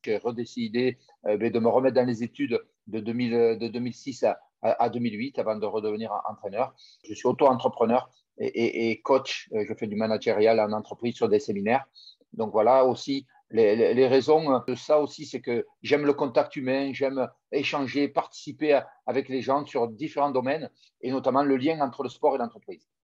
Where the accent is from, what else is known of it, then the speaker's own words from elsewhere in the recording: Tarbes, Occitania, France; moved away; also born or lived in Toulon; je suis natif de Tarbes